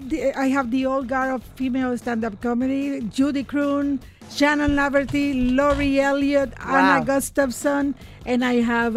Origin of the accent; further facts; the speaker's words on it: Nicaragua; now in Canada; I started out as a refugee and now I am in Canadian show business. I said, the government of Nicaragua will never be able to find me.